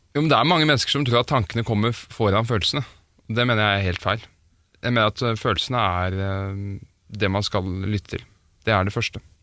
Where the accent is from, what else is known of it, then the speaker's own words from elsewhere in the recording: Oslo, Norway; now in Stavern, Norway; jeg er født i Oslo. Men jeg bor i Stavern